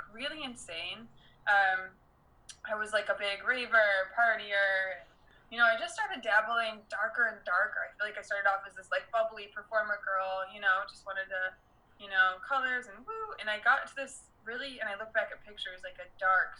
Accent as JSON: {"language": "English", "town": "Detroit", "region": "Michigan", "country": "United States", "tie": "born or raised there", "also_born_or_lived": "Las Vegas", "moved": "as an adult", "said": "raised in Detroit"}